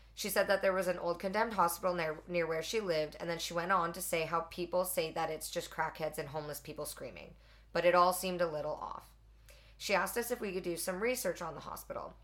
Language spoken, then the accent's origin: English; Edmonton, Alberta, Canada; I grew up in Edmonton or just outside in yeah. the burbs.